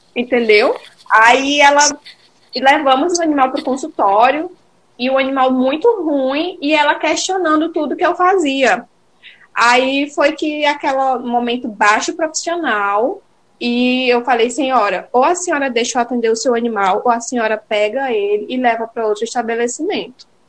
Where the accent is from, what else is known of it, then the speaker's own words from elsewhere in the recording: Imperatriz, Maranhão, Brazil; moved away as an adult; now in Belém, Brazil; eu e Diego, nós somos maranhenses, e eu sou de Imperatriz